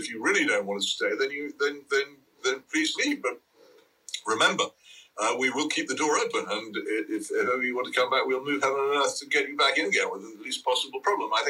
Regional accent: England, United Kingdom; And I, I grew up in England so wholly different from the one that anybody now experiences that it's hard even to begin to explain

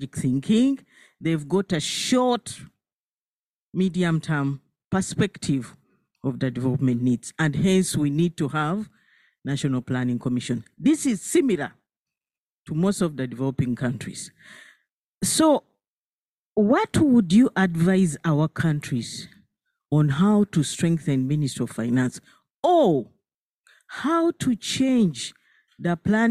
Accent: Uganda; I'm from Uganda, a developing country

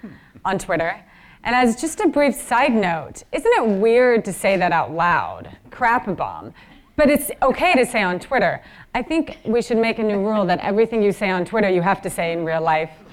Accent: Washington, United States; in Washington State, which is my home state and one of the most progressive in the nation

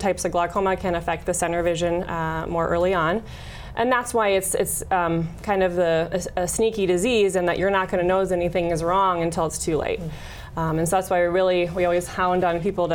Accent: South Dakota, United States; it's nice to be back in South Dakota again.

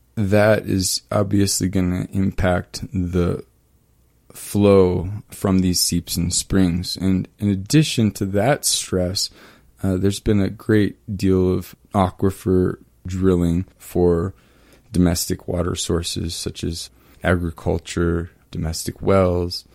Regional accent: East Kansas, United States; moved away; also born or lived in Germany; I was born in Germany, but I, I grew up in East Kansas, and my hometown in East Kansas is built on top of a confluence of springs

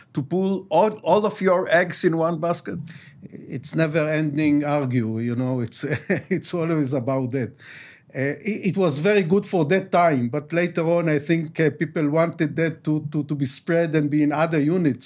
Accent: Jerusalem, Jerusalem District, Israel; I was born here. I was raised in the Nachlaot

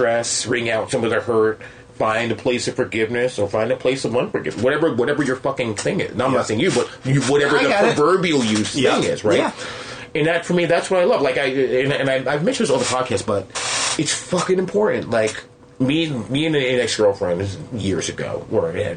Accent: New York City, New York, United States; I grew up in Queens

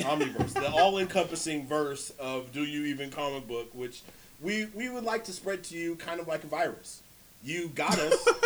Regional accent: California, United States; The only way people know I'm from Cali is I say hella.

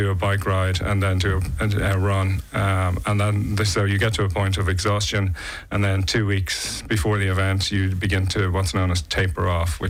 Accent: Dublin, Leinster, Ireland; moved away as an adult; now in Nice, France; I'm originally from Dublin, Ireland, and I moved to Nice 3 years ago

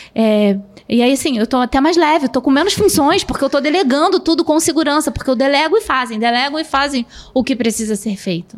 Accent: Rio de Janeiro, Brazil; Eu sou do Rio

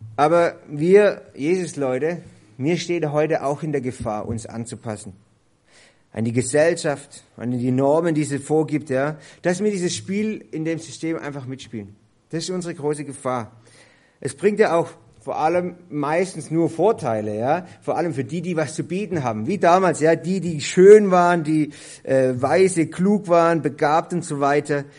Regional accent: Germany; bei uns in Deutschland

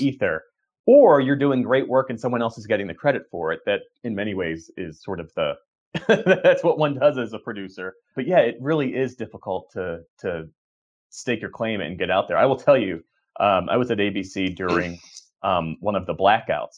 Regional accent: Voorhees, New Jersey, United States; I grew up outside of Philadelphia, uh, in Sou-, South Jersey, Voorhees, New Jersey

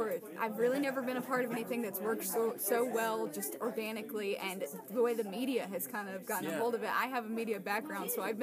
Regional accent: Rossville, Georgia, United States; I was born in Rossville, which is 15 minutes away from here

